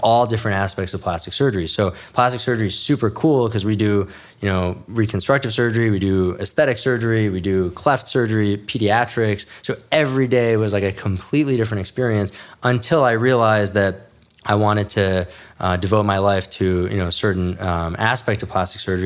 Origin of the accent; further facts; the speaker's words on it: New York City, New York, United States; also born or lived in New Jersey / Midwest; now in Los Angeles, United States; I was born in New York City, raised, uh, in New York City, and then, you know, moved out to New Jersey.